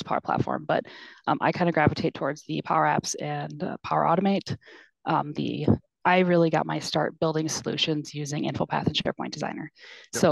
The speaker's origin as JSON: {"language": "English", "region": "Minnesota", "country": "United States", "also_born_or_lived": "South Dakota", "moved": "yes", "lives_now": "Sioux Falls, United States", "said": "I'm actually from Minnesota."}